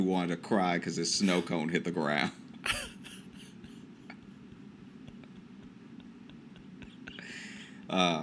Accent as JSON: {"language": "English", "town": "Peabody", "country": "United States", "tie": "born or raised there"}